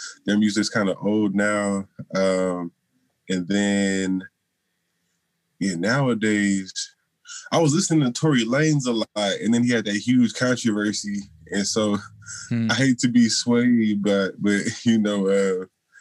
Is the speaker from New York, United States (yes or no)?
no; Seattle, Washington, United States; also born or lived in Burien, Washington / Everett, Washington; I've always been in like the greater Seattle area. So I was born in the middle of Seattle in Capitol Hill